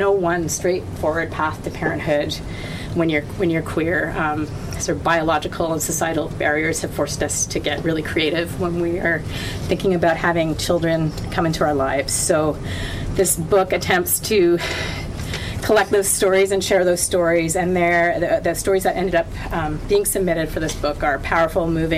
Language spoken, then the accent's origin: English; Ottawa, Ontario, Canada; moved away; also born or lived in Vancouver; I grew up in Ottawa, so I'm also an Eastern Ontario girl.